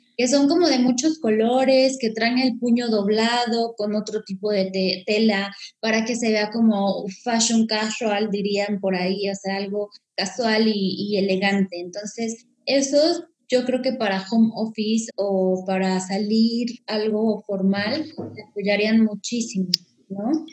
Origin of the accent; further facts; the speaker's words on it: Mexico; como somos las mexicanas